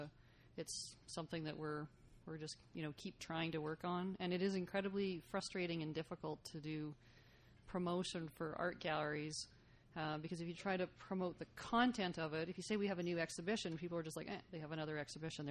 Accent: Saskatoon, Saskatchewan, Canada; now in Lethbridge, Canada; I grew up in Saskatoon

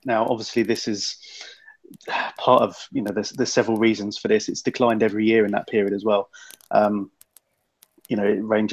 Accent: England, United Kingdom; being English

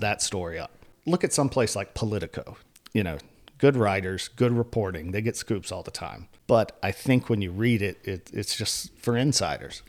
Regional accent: Elizabeth City, North Carolina, United States; I grew up in Elizabeth City, which is out in northeastern North Carolina.

